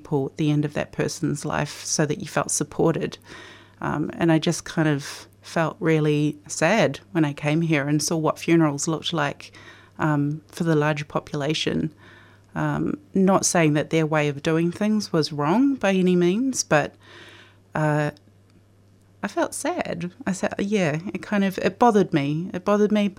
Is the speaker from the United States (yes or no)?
no; New Zealand; moved away as an adult; now in Australia; I grew up in New Zealand